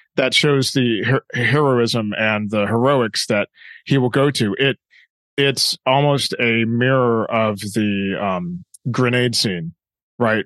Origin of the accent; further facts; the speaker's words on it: Southern California, United States; I grew up in Southern California